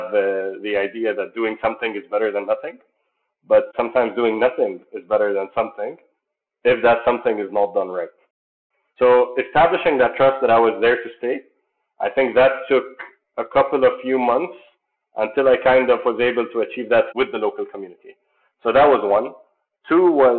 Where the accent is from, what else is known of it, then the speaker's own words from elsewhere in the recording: Jordan; moved away as an adult; also born or lived in Spain; I was born and raised in Jordan, but I'm originally Palestinian.